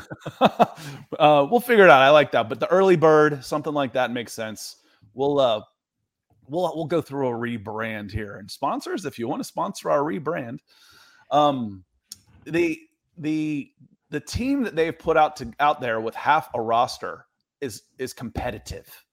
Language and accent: English; Atlanta, Georgia, United States; also born or lived in Cleveland, Ohio; I was born in Cleveland. I grew up in Atlanta